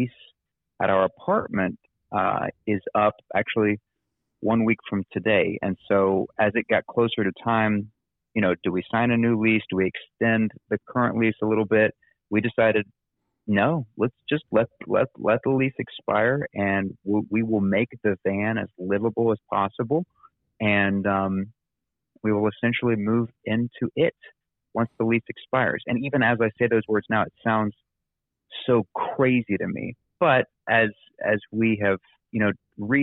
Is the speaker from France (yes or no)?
no; Huntington, West Virginia, United States; moved away as an adult; also born or lived in Texas / Arkansas / Atlanta, Georgia; you and I know each other from church, growing up in Huntington, West Virginia